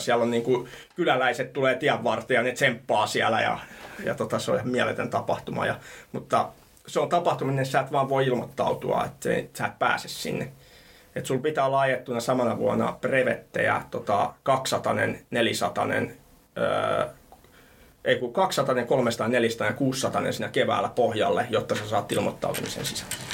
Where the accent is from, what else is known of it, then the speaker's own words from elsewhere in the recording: Helsinki, Uusimaa, Finland; also born or lived in Thailand; mä oon Rööperistä Punavuoresta kotosin